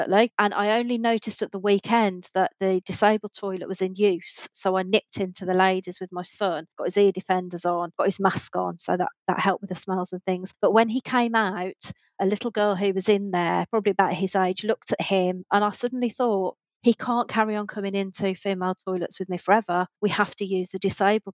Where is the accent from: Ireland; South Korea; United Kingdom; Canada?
United Kingdom; we are an island. We are a small island.